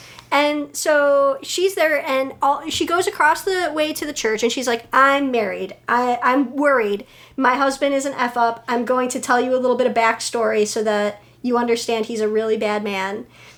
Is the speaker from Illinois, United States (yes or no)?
yes; Chicago, Illinois, United States; I, as a Chicagoan, as a predominantly Polish descent